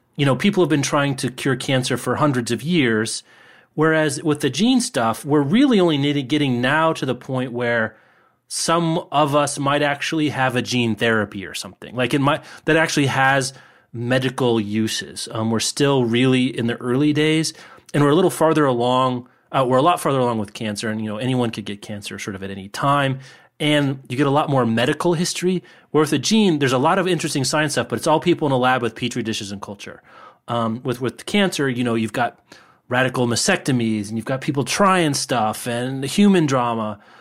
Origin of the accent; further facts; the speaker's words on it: Lawrence, Kansas, United States; in my hometown of Lawrence